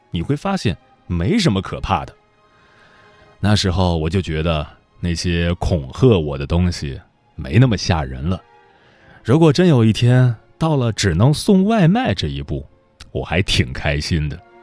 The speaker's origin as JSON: {"language": "Chinese", "town": "Datong", "region": "Shanxi", "country": "China", "tie": "born or raised there", "moved": "yes", "lives_now": "Beijing, China", "said": "我之前可爱批评我老家了，大同太落后了，三四线城市容不下灵魂"}